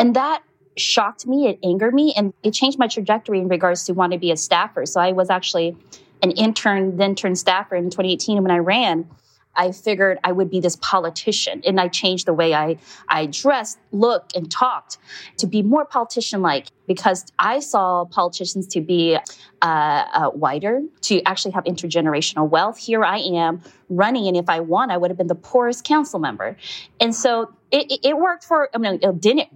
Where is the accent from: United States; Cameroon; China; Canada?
United States; Stockton, California; moved away as an adult; now in Oakland, United States; I was born and raised in Stockton, California, just about an hour away from Oakland here.